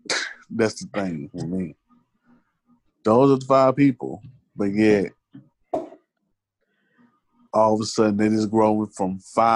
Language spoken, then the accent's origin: English; Memphis, Tennessee, United States; since I am from Memphis.